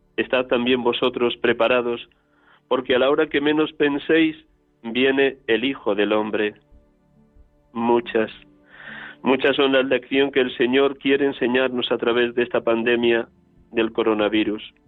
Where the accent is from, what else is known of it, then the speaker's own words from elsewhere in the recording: Riaza, Castile and León, Spain; moved away; desde Riaza, mi pueblo natal, en la provincia de Segovia